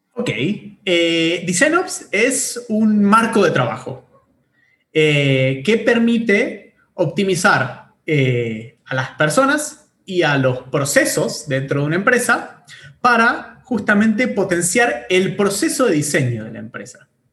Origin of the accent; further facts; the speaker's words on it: Bariloche, Río Negro, Argentina; moved away as an adult; now in Buenos Aires, Argentina; soy nacido en Bariloche, en el sur de Argentina. Eh, me vine a estudiar eh, ingeniería informática a Buenos Aires hace ya como, no sé, en el 2006